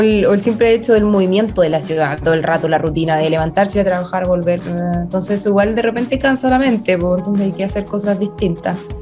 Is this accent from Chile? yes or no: yes; Mulchén, Biobío, Chile; also born or lived in Los Ángeles, Chile; nací en Mulchen. Es cerquita, siempre estudié en, Los Ángeles, pero mi casa era en Mulchen.